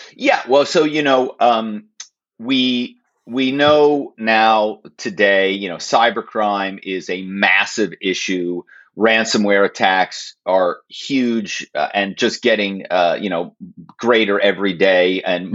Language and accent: English; Philadelphia, Pennsylvania, United States; moved away as an adult; also born or lived in New York / Los Angeles; now in Malibu, United States; my hometown is philadelphia